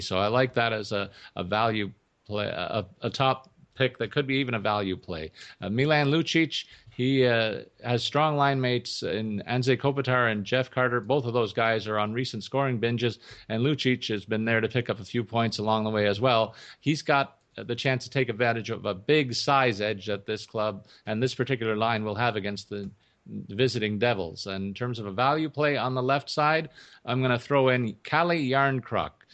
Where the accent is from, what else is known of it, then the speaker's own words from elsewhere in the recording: Toronto, Ontario, Canada; my hometown Maple Leafs